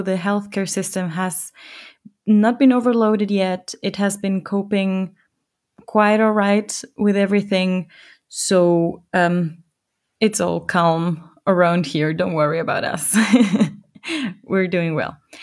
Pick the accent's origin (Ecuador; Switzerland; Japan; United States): Ecuador; now in Germany; my home country, Ecuador.